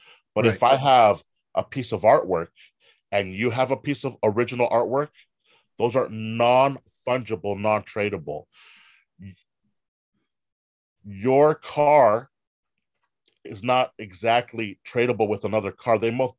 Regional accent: Hollywood, California, United States; I'm from Hollywood. My backstory is I've been in Hollywood forever.

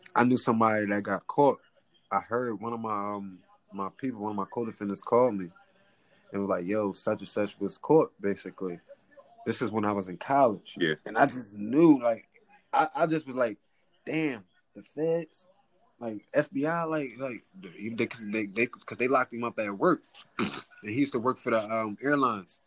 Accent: Philadelphia, Pennsylvania, United States; I'm from West Philly, West Philadelphia

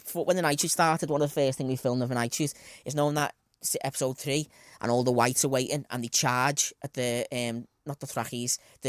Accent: Eton, South East England, United Kingdom; I'm a kid from Eton.

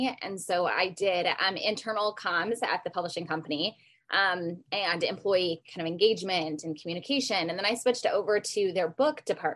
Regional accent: Iowa, United States; moved away as an adult; now in Las Vegas, United States; I'm from Iowa

